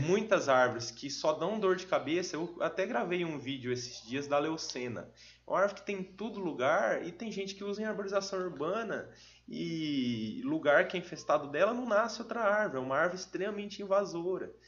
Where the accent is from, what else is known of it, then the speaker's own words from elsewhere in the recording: São Jorge, Brazil; also born or lived in Ivatuba; eu nasci em Vatuba, mas até os oito eu morei em São Jorge, nunca morei em Vatuba